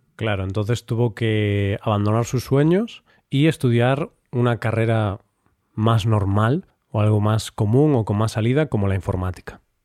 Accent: Galicia, Spain; Yo ya sabes que soy gallego

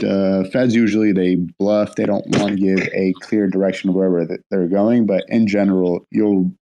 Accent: San Francisco, California, United States; I'm from San Francisco

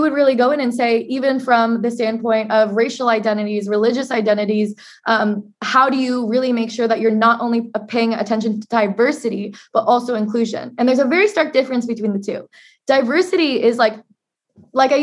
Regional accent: Portland, Oregon, United States; As an Asian American growing up in Portland, Oregon, the whitest major city in the United States

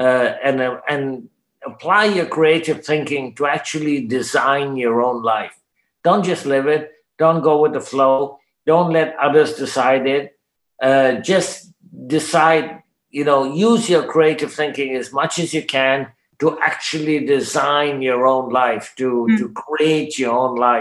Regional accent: Canada; I'm a Canadian, I speak English

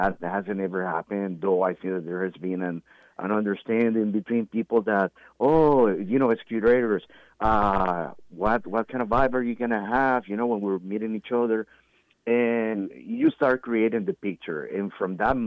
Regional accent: Nicaragua; moved away; I'm from Nicaragua

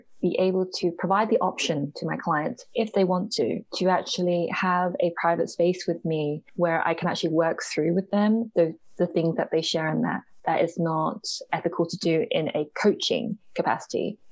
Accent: United Kingdom; I am a British born Hong Konger. So my parents are from Hong Kong.

